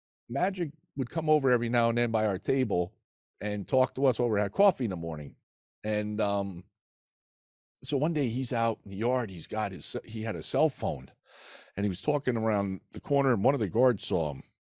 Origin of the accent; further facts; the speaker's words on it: New Jersey, United States; You know, he's from Jersey. I'm from Jersey. Why didn't I go where he went, you know?